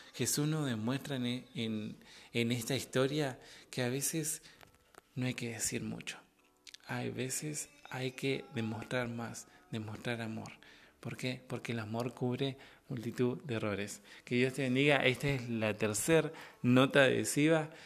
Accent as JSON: {"language": "Spanish", "country": "Argentina", "said": "de Argentina"}